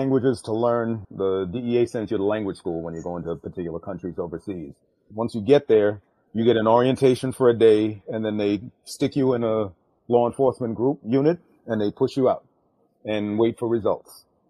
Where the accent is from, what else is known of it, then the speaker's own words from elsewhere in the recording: New York City, New York, United States; also born or lived in London / Thailand; now in Queens, New York, United States; I was born in London, grew up in New York, so considers myself a staunch New Yorker. Grew up in Brooklyn. Now we live in Queens, you know, and also stayed. We lived overseas in Thailand for about 11 years.